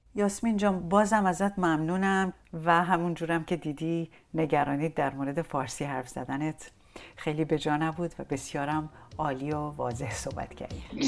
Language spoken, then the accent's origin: Persian; Iran; now in Germany; من یه آدمی هم که از ایران اومدم بیرون و به تو این جامعه مهاجرم